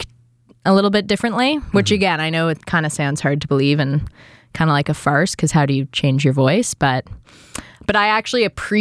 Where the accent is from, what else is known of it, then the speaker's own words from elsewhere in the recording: Toronto, Ontario, Canada; accent: Etobicoke; moved away as an adult; also born or lived in Vancouver / London; now in Toronto, Canada; I'm from Etobicoke. I have an Etobicoke accent.